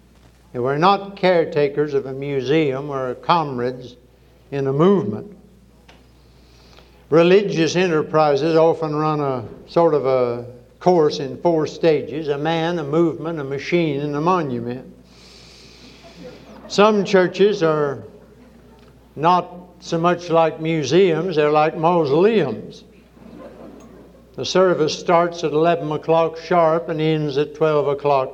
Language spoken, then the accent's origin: English; Charleston, South Carolina, United States; I am from Charleston, South Carolina